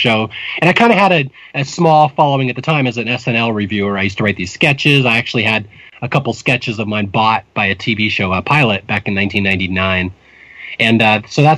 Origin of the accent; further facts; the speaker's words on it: Seattle, Washington, United States; moved away as an adult; also born or lived in Spokane, Washington / Bellevue, Washington; now in California, United States; I grew up in Seattle, Washington. Seattle and then Spokane and Bellevue. I'm a native Northwesterner